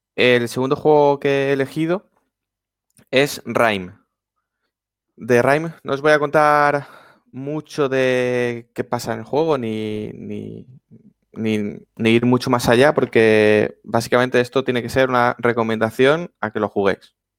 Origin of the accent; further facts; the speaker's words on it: Valencian Community, Spain; Los que somos valencianos